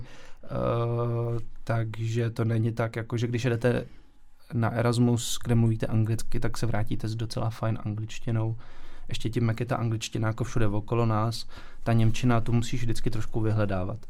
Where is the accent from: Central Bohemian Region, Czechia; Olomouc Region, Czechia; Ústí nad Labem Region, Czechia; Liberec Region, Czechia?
Ústí nad Labem Region, Czechia; Ústí nad Labem; moved away; also born or lived in Weiden, Germany; jsem vlastně původem z Ústí, takže je to jako hodně pohraniční